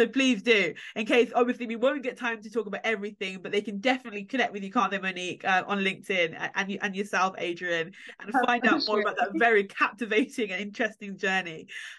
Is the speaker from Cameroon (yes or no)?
no; Jamaica; as a Jamaican myself, again, I'm familiar with yard